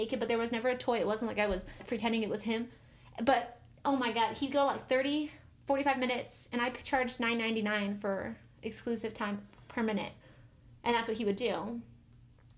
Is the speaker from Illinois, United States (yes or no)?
no; Missouri, United States; I'm actually from Missouri